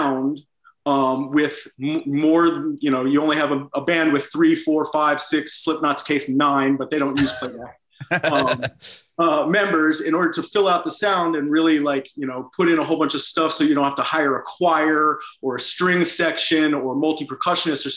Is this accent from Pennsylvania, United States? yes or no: no; Washington, District of Columbia, United States; moved away as an adult; also born or lived in Boston / New York City / Los Angeles; now in London, United Kingdom; I'm from Washington. Yeah, I was born in Washington, D.C.